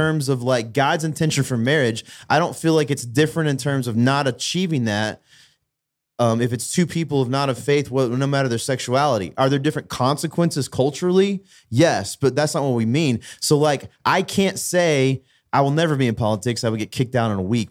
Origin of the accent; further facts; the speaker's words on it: United States; as an American culturally